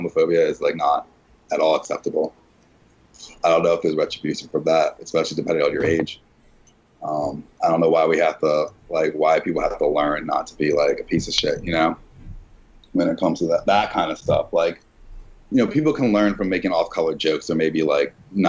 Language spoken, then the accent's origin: English; Philadelphia, Pennsylvania, United States; I'm from Philly